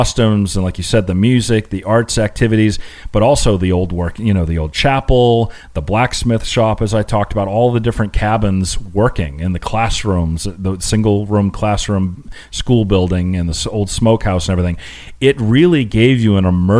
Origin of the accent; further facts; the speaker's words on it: New England, United States; Growing up in New England, we used to go to like Old Sturbridge Village or Pilgrim Village